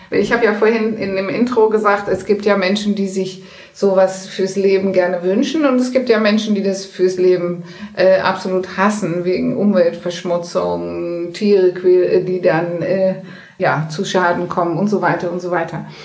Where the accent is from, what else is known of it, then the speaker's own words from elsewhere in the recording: Netherlands; German is a second language; ich selber als Holländerin, äh, die haben ja die in der, während der Pandemie die große Schilder aufgestellt